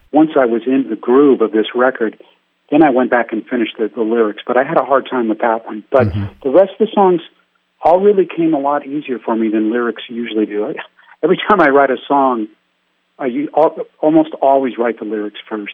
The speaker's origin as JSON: {"language": "English", "area": "San Francisco Bay Area", "region": "California", "country": "United States", "tie": "born or raised there", "said": "I grew up in San Francisco Bay Area."}